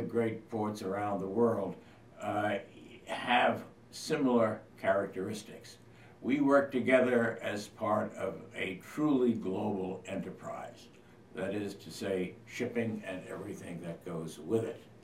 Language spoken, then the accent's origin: English; London, United Kingdom; now in New York, United States; I'm originally British as well as American born in London